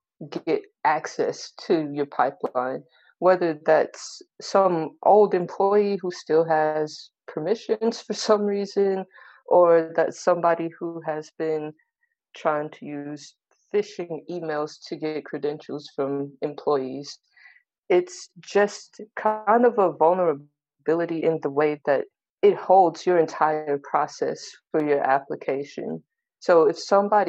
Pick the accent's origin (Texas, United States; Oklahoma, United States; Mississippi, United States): Oklahoma, United States; Tulsa; I'm in Tulsa, Oklahoma